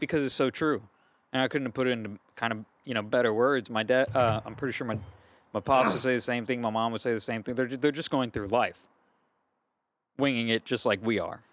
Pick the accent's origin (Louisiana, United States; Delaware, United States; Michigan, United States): Louisiana, United States; Gonzales; I'm from Gonzales, Louisiana